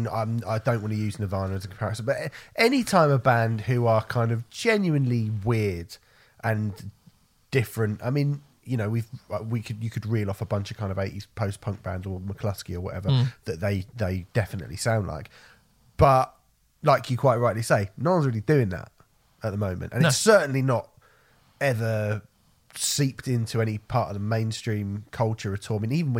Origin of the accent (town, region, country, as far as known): United Kingdom